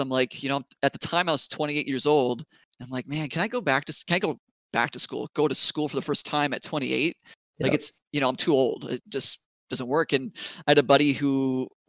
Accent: Bismarck, North Dakota, United States; also born or lived in Grand Forks, North Dakota; I'm from Bismarck, North Dakota. I went to high school there, originally from Grand Forks, North Dakota

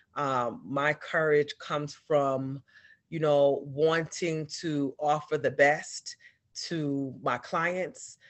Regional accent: New York, United States; moved away as an adult; now in Atlanta, United States; I'm from New York originally, so all my family was in New York

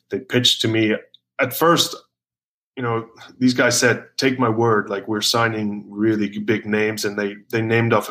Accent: South Africa; moved away; also born or lived in Glasgow, Scotland / Wales / Newcastle, England; I'm obviously born in South Africa.

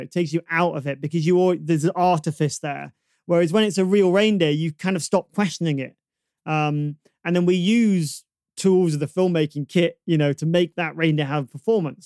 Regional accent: Manchester, North West England, United Kingdom; I, I grew up in Burnage

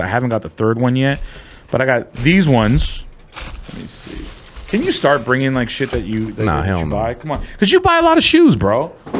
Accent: Philippines; I mean, I'm Filipino.

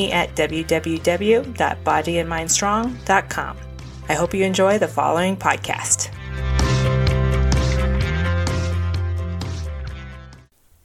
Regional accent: Phoenix, Arizona, United States; my hometown, the Valley of the Sun

